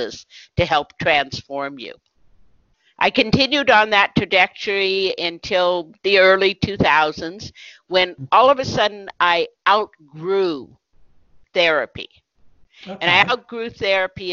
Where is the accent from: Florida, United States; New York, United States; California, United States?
California, United States; Berkeley; I grew up in Berkeley, California during the 1960s